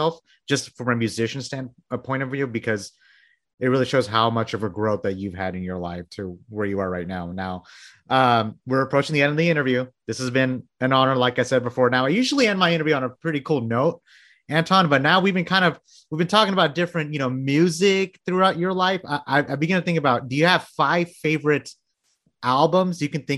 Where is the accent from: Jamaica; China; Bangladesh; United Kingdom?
Bangladesh; I was born in Bangladesh.